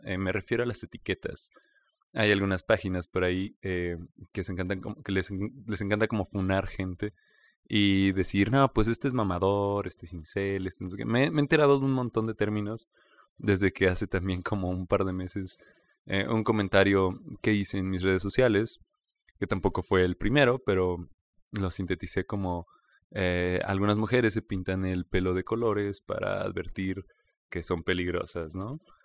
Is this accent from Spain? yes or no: no; Mexico; como mexicanos